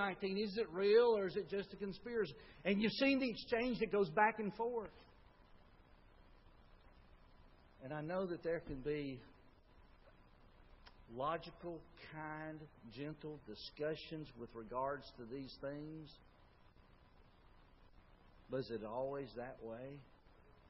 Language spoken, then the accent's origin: English; Tuscaloosa, Alabama, United States; I grew up in Tuscaloosa